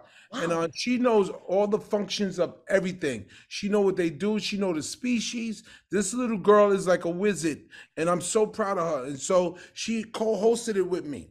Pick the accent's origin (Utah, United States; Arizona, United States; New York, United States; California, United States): New York, United States; New York City; I come from the projects in Brooklyn. Bed-Stuy, do or die, take the girl, kill a guy. That's where I'm from, right across the street from Jay-Z. Me, Jay-Z, Tata, we all grew up together